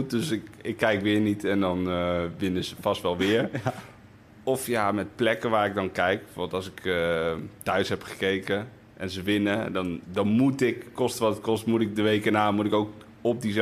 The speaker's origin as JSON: {"language": "Dutch", "country": "Spain", "tie": "born or raised there", "said": "Ik, ik zou het ja, niet over willen doen op een andere plek. Want ik, ik ben opgegroeid op Spaanse scholen met veel sport"}